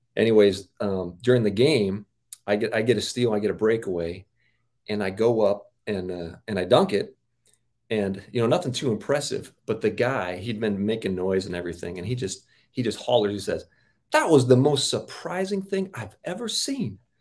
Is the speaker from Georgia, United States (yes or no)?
no; Auburn, Washington, United States; I grew up in Auburn, Washington, a suburb of Seattle